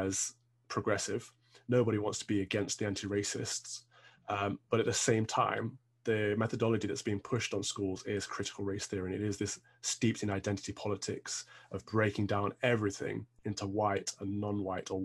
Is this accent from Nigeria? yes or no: no; Midlands, United Kingdom; now in London, United Kingdom; I'm from the Midlands. We had lots of open space in our schools